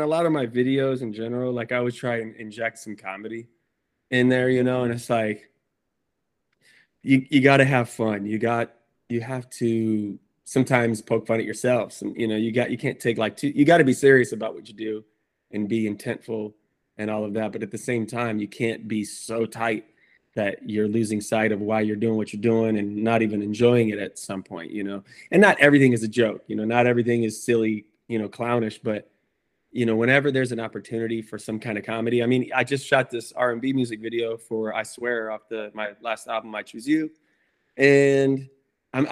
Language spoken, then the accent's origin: English; Chesterton, Indiana, United States; moved away as an adult; now in California, United States; I'm from Indiana, Chesterton, Indiana, small town